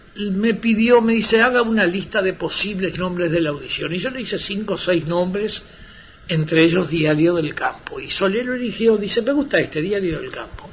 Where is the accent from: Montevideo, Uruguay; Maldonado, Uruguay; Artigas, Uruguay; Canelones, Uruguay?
Canelones, Uruguay; San Ramón; moved away; mi pueblo, San Ramón